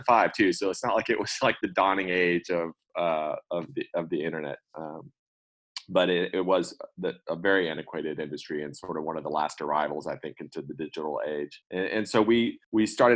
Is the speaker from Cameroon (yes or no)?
no; Austin, Texas, United States; I'm from Austin, went to UT undergrad for computer science and then UT law school.